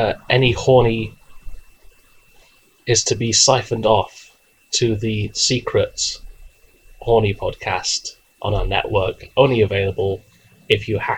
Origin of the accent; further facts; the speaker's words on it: Delaware, United States; Yeah, I'm from Delaware.